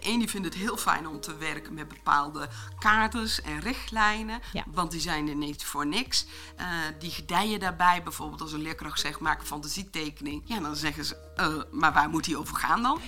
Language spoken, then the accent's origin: Dutch; Achterhoek, Gelderland, Netherlands; Ik ben geboren in de Achterhoek, wat misschien ook wel te horen zal zijn